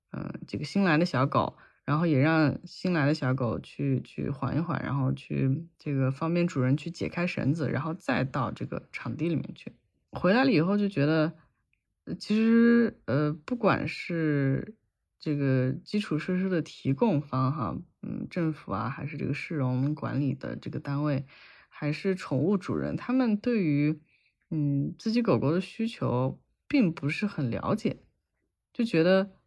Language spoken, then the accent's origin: Chinese; China; moved away as an adult; 我从小在，在国内养狗嘛，然后这几年出国了之后